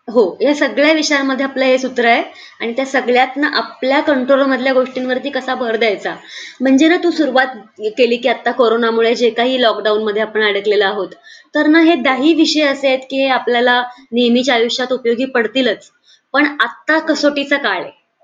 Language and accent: Marathi; Markal, Maharashtra, India; also born or lived in Pune; मरकळ म्हणून गाव आहे तिथून मी आळंदीच्या पुढे दहा किलोमीटर असं ते आहे